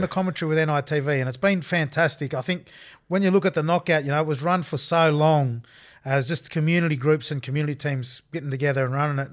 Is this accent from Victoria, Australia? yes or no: no; Armidale, New South Wales, Australia; moved away; also born or lived in Castleford; I grew up in Armadale